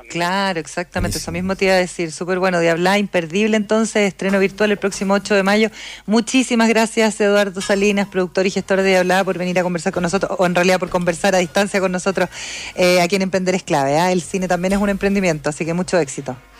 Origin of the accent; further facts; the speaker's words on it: Osorno, Los Lagos, Chile; Yo, yo viví toda mi vida en Osorno